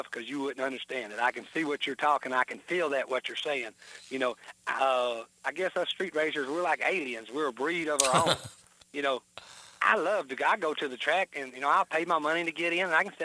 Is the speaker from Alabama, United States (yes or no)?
no; Joiner, Arkansas, United States; also born or lived in Memphis, Tennessee; And so we moved over there to the little town, Joyner.